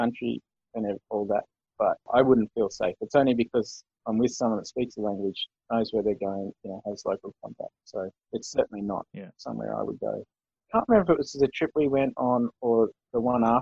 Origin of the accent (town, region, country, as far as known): Australia